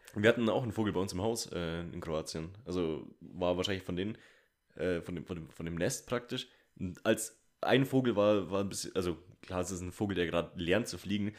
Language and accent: German; Bavaria, Germany; also born or lived in Munich; bei uns in Bayern